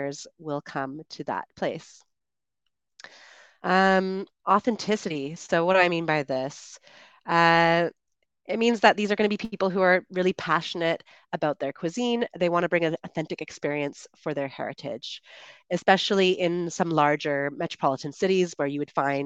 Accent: Canada; moved away as an adult; I'm one of the Chatterbug tutors and streamers originally from Canada, and I am currently traveling

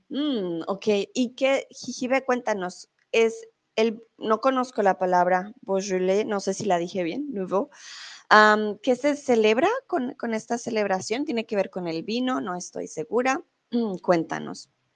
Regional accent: Colombia; now in Mexico; yo soy colombiana

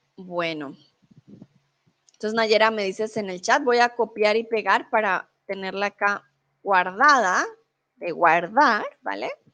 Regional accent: Colombia; now in Germany; soy de Colombia, comúnmente vivo en Alemania y ahora estoy en México.

